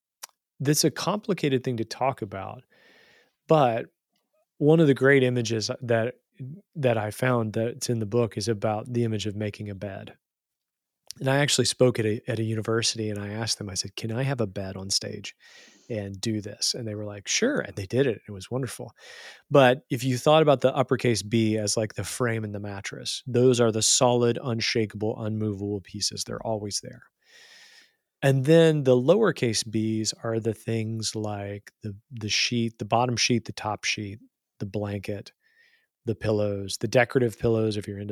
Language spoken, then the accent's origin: English; West Virginia, United States; accent: lovely accent; I grew up in Southern West Virginia. I had a lovely accent and I had friends and family, and then I moved.